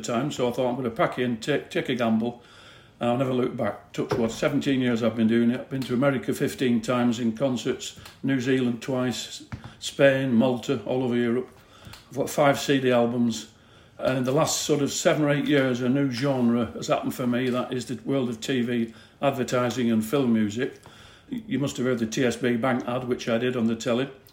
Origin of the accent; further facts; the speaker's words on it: Oldham, North West England, United Kingdom; a local lad from up near Oldham, Lancashire